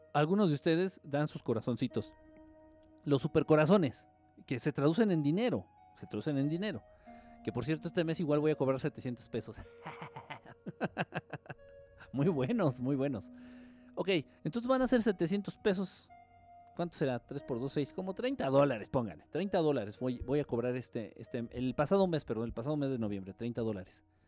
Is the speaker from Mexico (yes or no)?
yes; Mexico; soy de aquí, de, de México.